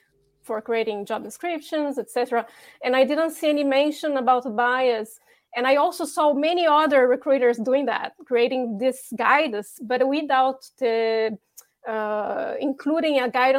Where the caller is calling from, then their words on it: Bordeaux, Nouvelle-Aquitaine, France; Hello from France, by the way. I'm calling from Bordeaux.